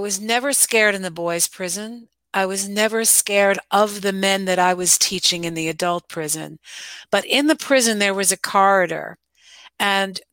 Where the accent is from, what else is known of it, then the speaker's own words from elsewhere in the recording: Scarsdale, New York, United States; I grew up in Westchester, New York, in Scarsdale